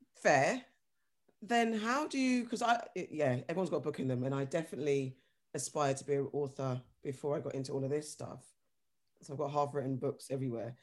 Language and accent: English; London, United Kingdom; I'm from London